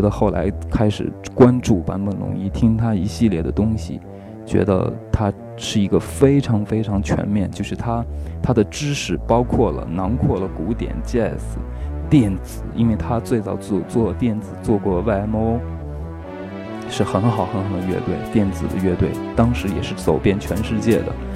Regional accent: China; 我是中国人

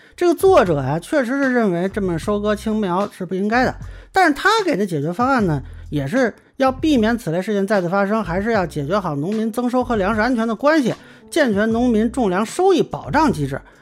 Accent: Lintong, Shaanxi, China; moved away; also born or lived in Beijing (parents); 你像我父母呢是北京知青，我小时候在陕西临潼县住过很多年，那片当时主要的是种的玉米和小麦啊。

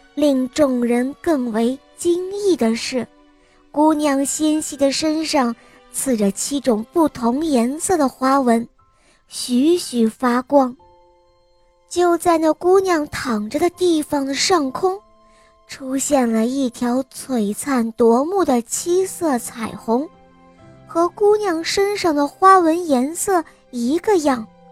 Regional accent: Sichuan, China; 我来自四川

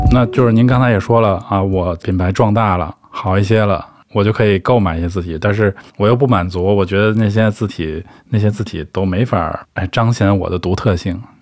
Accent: China; 我中国人看宋体不是更快吗

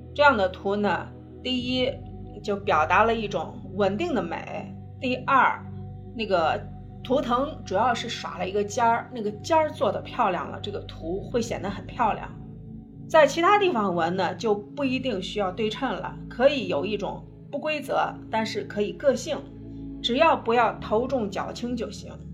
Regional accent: China; 我们中国人

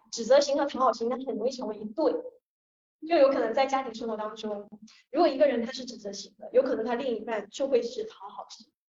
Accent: Guangdong, China; 我是潮汕人

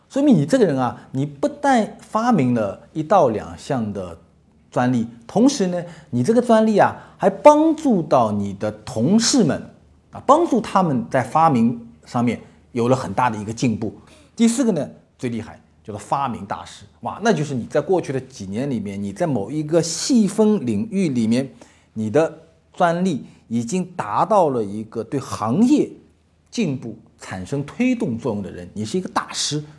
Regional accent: China; 所以，我们中国人，所有中国的企业家、中国的商人，未来都会面临一个问题

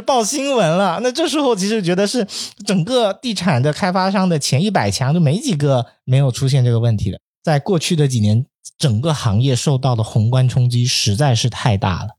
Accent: Guangdong, China; moved away; 特别在我老家那边，广东潮汕

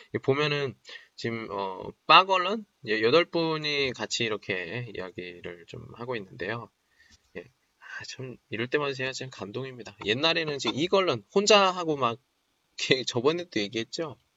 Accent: Daejeon, South Korea; moved away as an adult; now in Qingdao, China; 제 대전 사람인데

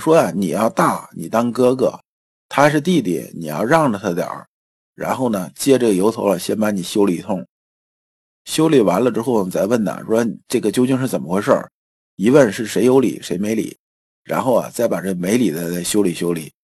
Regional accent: China; 我们中国人的文化

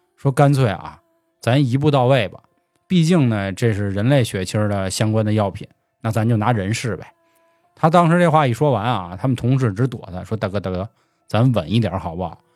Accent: Beijing, China; accent: Beijing; 我们是北京的主播

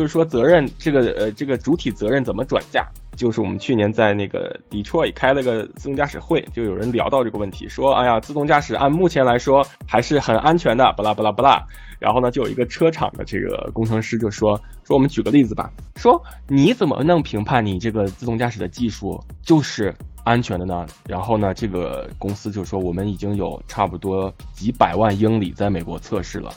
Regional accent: Tianjin, China; 我自己作为一个天津人

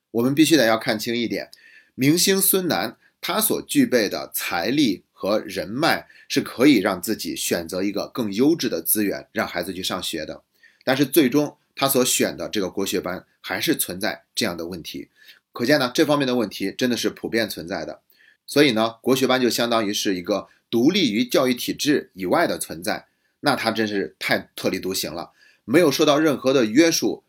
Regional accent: China; 我们中国人

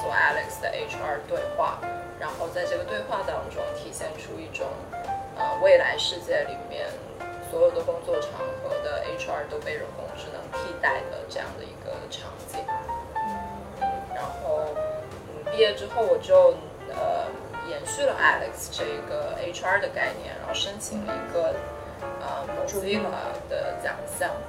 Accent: Shenzhen, Guangdong, China; moved away as an adult; now in New York, United States; 我是在深圳长大的，嗯，然后来美国念的大学，在这里已经十几年了，我都已经忘了十几年了，十三年差不多了。

